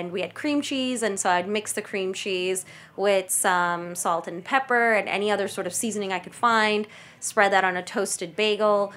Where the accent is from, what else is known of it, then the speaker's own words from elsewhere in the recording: New York City, New York, United States; first language Kannada; I'm first generation, born and raised in Staten Island